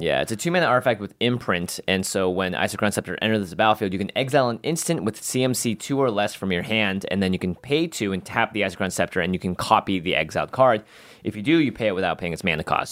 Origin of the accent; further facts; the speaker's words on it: Seattle, Washington, United States; moved away; it is my hometown